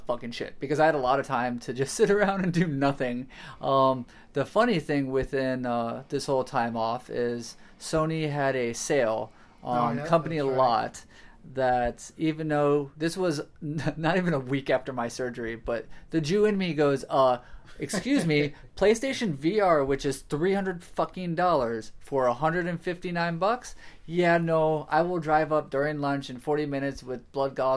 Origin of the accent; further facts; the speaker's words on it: Florida, United States; I'm from Florida